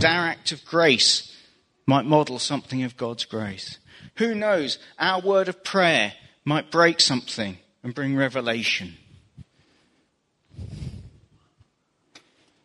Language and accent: English; England, United Kingdom; As an Englishman